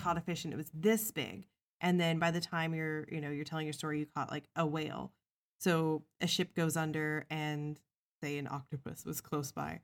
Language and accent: English; Midwest, United States; I came from the Midwest